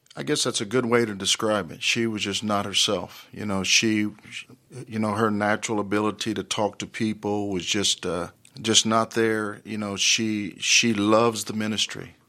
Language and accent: English; Dallas, Texas, United States; I grew up in Dallas in the Oak Cliff area